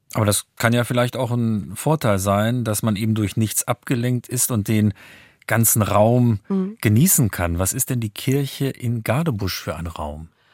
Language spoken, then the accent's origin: German; Neuhof, Lower Saxony, Germany; Ich habe meine Kindheit und Jugend im Hildesheimer Süden verbracht, in Neuhof